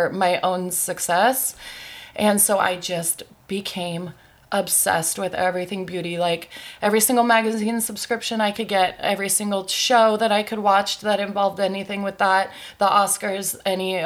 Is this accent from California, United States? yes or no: yes; San Clemente, California, United States; moved away as an adult; now in San Diego, United States; I'm from Orange County